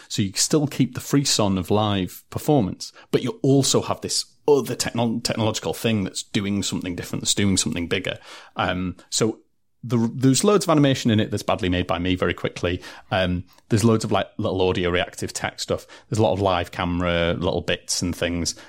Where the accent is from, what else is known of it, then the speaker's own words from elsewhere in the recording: Durham, North East England, United Kingdom; I'm come from Durham City